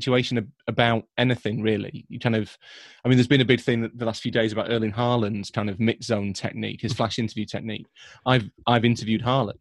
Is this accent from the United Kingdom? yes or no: yes; Leeds, Yorkshire and the Humber, United Kingdom; I am from Leeds